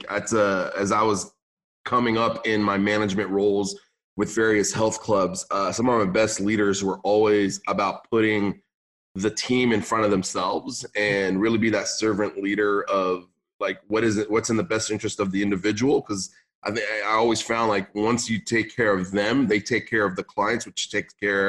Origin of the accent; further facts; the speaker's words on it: San Luis Obispo, California, United States; English is a second language; also born or lived in Beirut, Lebanon; moved to California, Northern California, more Central California, like San Luis Obispo